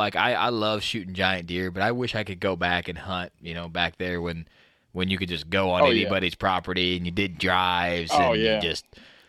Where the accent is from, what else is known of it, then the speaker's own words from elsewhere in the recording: Midwest, United States; I'm from the Midwest